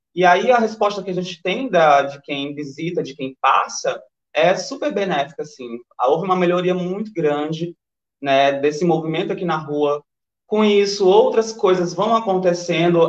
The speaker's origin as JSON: {"language": "Portuguese", "region": "interior of Maranhão", "country": "Brazil", "accent": "paraense", "moved": "yes", "lives_now": "São Luís, Brazil", "said": "eu sou do interior do Maranhão, na verdade. É, sou de Luz do uma cidade chamada Luz Domingues, que fica 12 horas de viagem daqui"}